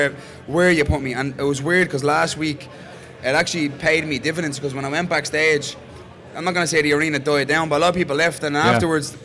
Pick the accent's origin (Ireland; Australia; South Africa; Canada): Ireland; being Irish